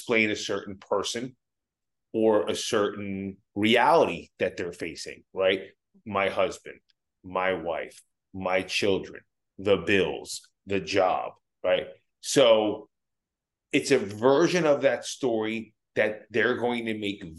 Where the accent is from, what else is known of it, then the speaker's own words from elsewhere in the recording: New Jersey, United States; I'm a kid from Jersey